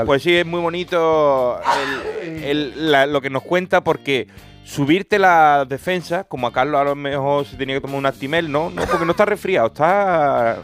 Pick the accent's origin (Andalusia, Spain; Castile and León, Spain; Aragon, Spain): Andalusia, Spain; yo soy andaluz, yo no puedo querer más mi Andalucía, yo soy más andaluz que Lola Flores